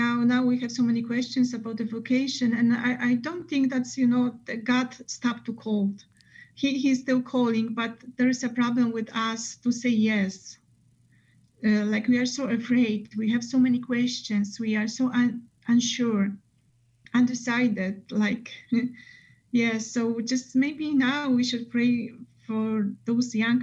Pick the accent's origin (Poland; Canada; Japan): Poland; now in Chicago, United States; we are from Poland and mostly our families are over there